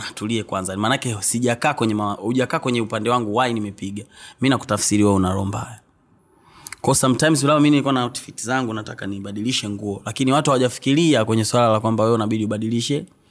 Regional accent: Mbeya, Tanzania; also born or lived in Tukuyu; asili yangu ni huko lakini nimezaliwa mbea mjini uh, nimekulia mbea

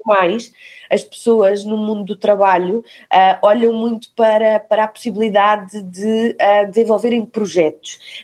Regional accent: Algarve, Portugal; now in Lisbon, Portugal; cresci no Algarve, perto do mar. Estou em Lisboa já há alguns anos

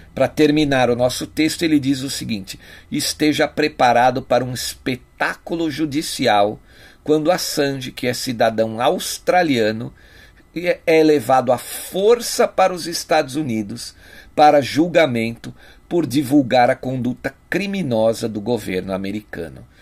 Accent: Brazil; nós que somos brasileiros

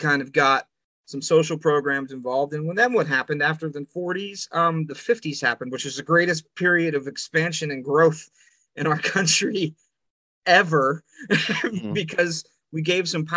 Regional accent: Clearfield, United States; my hometown of Clearfield

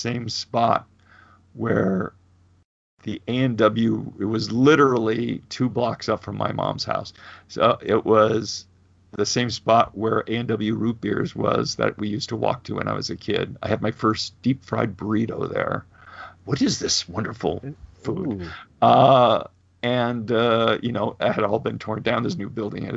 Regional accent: Burbank, California, United States; growing up in Burbank

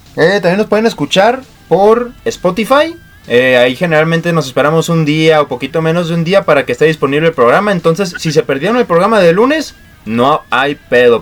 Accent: Mexico; como mexicanos se nos hace bien

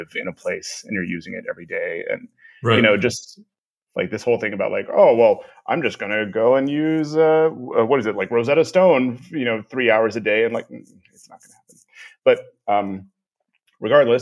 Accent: Corpus Christi, Texas, United States; moved away as an adult; also born or lived in Austin, Texas / South Korea / Romania; now in Prague, Czech Republic; I'm originally from South Texas, Corpus Christi, Texas. I grew up there

